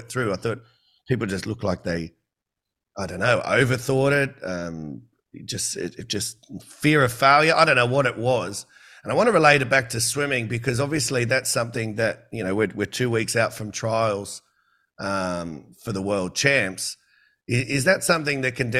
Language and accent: English; New South Wales, Australia; also born or lived in Queensland; I'm from New South Wales